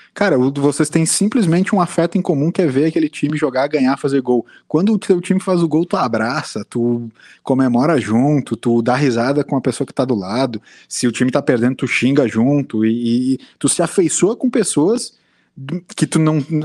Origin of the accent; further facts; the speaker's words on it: Brazil; como brasileiro